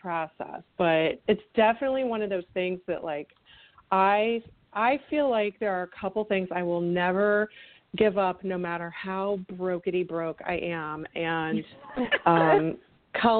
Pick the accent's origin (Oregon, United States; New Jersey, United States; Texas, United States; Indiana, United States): Texas, United States; Houston; moved away as an adult; now in Chicago, United States; I'm from Houston. Okay. My whole family's from Wisconsin originally, but my dad and my mom moved down there in the late 60s for work reasons, and so I grew up there